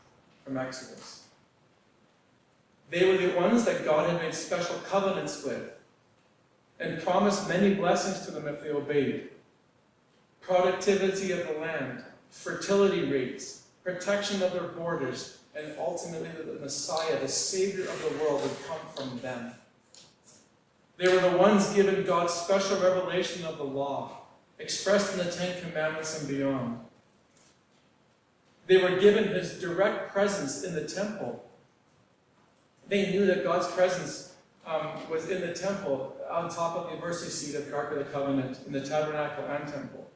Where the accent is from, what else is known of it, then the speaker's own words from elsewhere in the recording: Northwest Territories, Canada; moved away; Growing up in the Northwest Territories